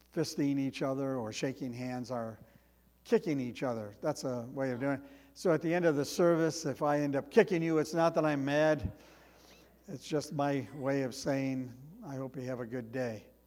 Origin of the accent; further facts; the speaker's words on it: United States; as Americans